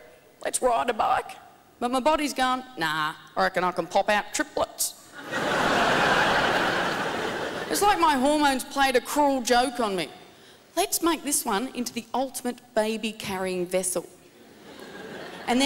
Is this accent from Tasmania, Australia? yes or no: yes; Tasmania, Australia; I'm from Tasmania